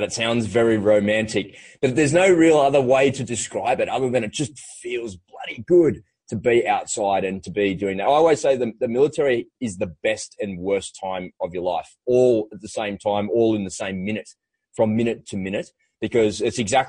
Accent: Australia; an Aussie kid growing up by the beach in the water

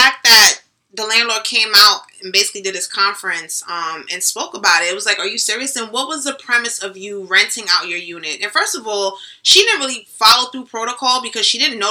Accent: Jamaica; I'm Jamaican.

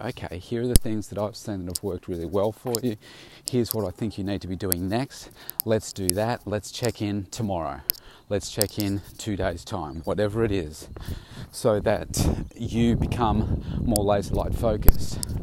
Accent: Bendigo, Victoria, Australia; moved away as an adult; now in Melbourne, Australia; I left uh, my hometown of Bendigo back in 1990 to come to Melbourne

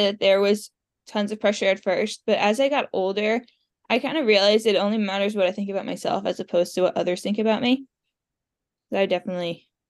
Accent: Stony Brook, New York, United States; I grew up around Stony Brook

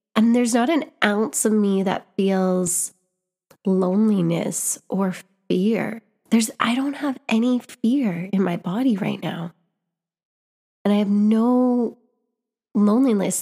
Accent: Canada; I was born in Canada. I grew up in Canada.

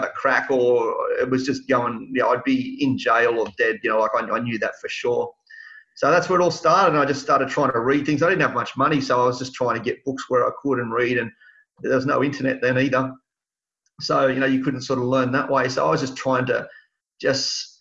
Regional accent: Sydney, New South Wales, Australia; also born or lived in Tamworth, New South Wales; I spent the first 10 years of my life in Mount Druitt

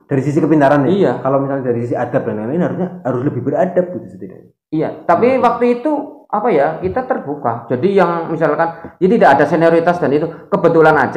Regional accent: Java, Indonesia; kalau di sini kita ngomong sebagai tanah nama Jawa karena kita sebagai orang Jawa.

